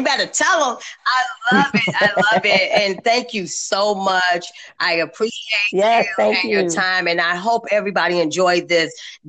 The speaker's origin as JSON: {"language": "English", "town": "Chicago", "region": "Illinois", "country": "United States", "moved": "yes", "lives_now": "Atlanta, United States", "said": "I'm from Chicago"}